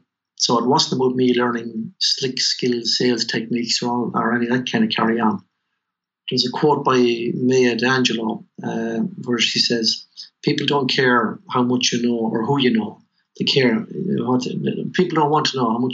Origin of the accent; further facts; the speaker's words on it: Tullamore, Leinster, Ireland; also born or lived in Chicago, United States; I was born in Tullamore, raised in Chapel Street